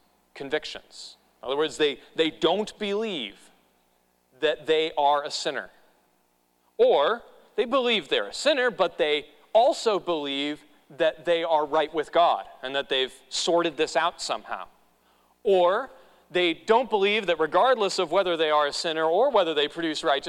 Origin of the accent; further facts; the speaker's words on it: New England, United States; moved away; I grew up in New England